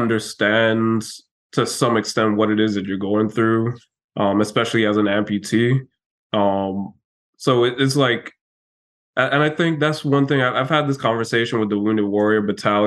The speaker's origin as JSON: {"language": "English", "country": "U.S. Virgin Islands", "said": "it's going to be tough, but I'm also from the Virgin Islands, so it'll be a little bit easier than most folks."}